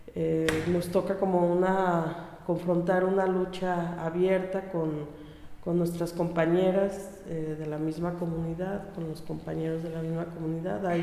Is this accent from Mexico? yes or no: yes; Mezcala, Jalisco, Mexico; de mi pueblo